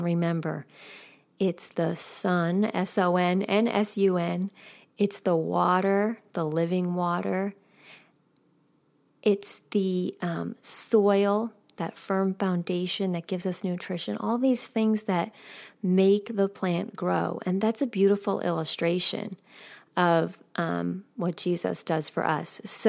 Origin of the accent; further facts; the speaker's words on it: New York, United States; I grew up 9 miles out of New York City. I don't know if many of you know that, but I grew up right outside of New York City.